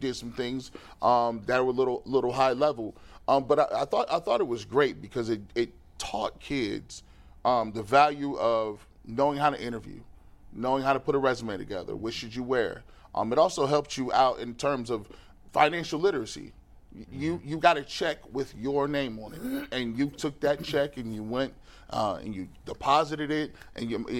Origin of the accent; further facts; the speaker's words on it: Stark County, Ohio, United States; a program that I grew up on with in Stark County